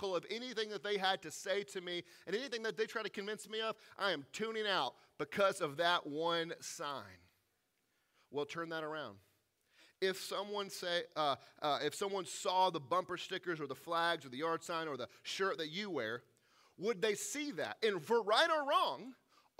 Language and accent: English; the South, United States; I grew up in the South, where the rebel flag was often on display